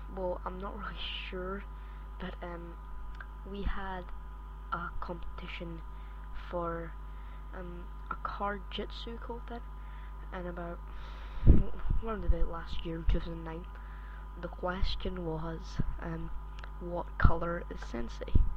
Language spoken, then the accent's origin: English; Scotland, United Kingdom; accent: Scottish; I am actually from Scotland. I don't know if you can hear my Scottish accent